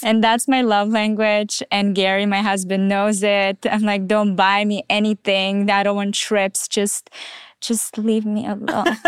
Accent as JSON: {"language": "English", "country": "Israel", "tie": "born or raised there", "also_born_or_lived": "Russia"}